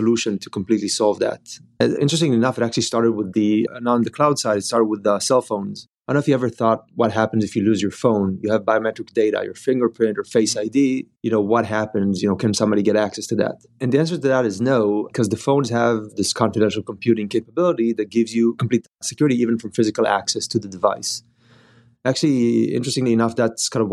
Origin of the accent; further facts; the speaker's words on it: Israel; moved away as an adult; now in Bay Area, United States; we've been living here in the Bay Area for the last 10 years, but we're originally from Israel.